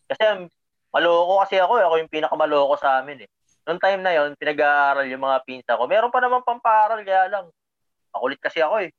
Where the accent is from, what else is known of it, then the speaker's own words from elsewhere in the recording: Luzon, Philippines; bata ako, syempre, taga Luzon ako